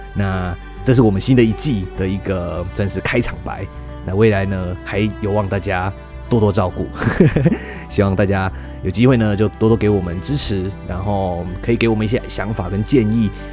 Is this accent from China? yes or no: no; Tainan, Taiwan; 大家知道我是台南人